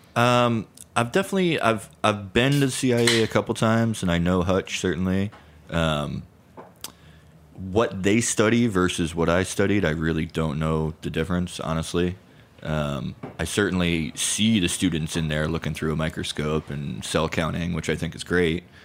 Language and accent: English; Connecticut, United States; moved away as an adult; also born or lived in San Francisco, California / Oakland, California; now in New York, United States; growing up in Connecticut